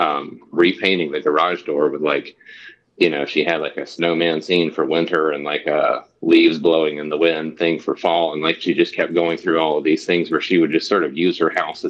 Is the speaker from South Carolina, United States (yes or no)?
yes; Anderson County, South Carolina, United States; also born or lived in Charleston, South Carolina; I grew up in like rural Anderson County